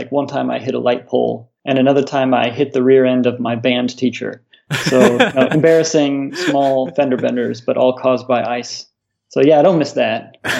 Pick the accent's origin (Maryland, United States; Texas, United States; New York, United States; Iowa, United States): Iowa, United States; moved away as an adult; also born or lived in Colorado; now in Singapore; I grew up in the States, from Iowa originally. It's right in the dead in the center of the U.S., 1,000 miles from the nearest body of water.